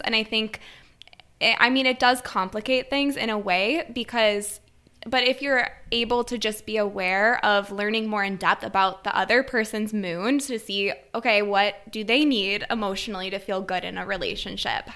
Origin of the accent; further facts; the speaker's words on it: Wisconsin, United States; I come from a small rural town in Wisconsin